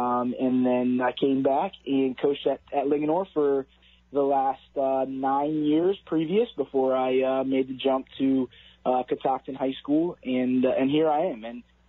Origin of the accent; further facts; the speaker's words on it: Mount Airy, Maryland, United States; I grew up in Mount Airy, the Frederick County side of Mount Airy, so the good side of Mount Airy.